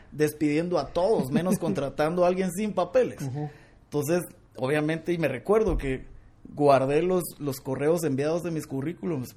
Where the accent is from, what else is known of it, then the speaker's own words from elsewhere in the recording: Guatemala; como buen chapín